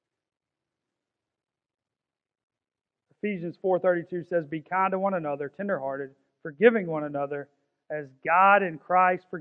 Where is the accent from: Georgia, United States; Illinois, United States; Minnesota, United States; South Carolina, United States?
Georgia, United States; Augusta; I'm from South Augusta. There ain't much royalty from South Augusta